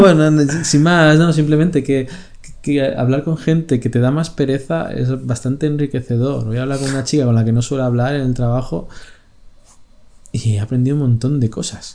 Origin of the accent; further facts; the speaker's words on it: Madrid, Community of Madrid, Spain; moved away as an adult; also born or lived in Barcelona; now in Italy; somos de Madrid, estamos en una ciudad que no era nuestra